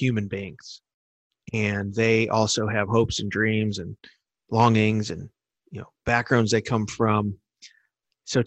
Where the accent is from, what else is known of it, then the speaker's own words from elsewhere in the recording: Chicago, Illinois, United States; a young Christian kid growing up in Chicago